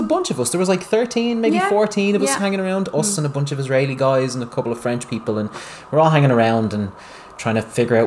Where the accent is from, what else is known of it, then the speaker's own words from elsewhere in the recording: Ireland; moved away as an adult; also born or lived in Dublin; we're the Irish